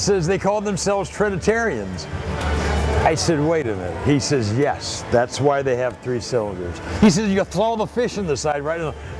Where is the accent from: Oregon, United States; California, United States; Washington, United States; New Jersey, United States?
California, United States; Pasadena; I'm from Pasadena.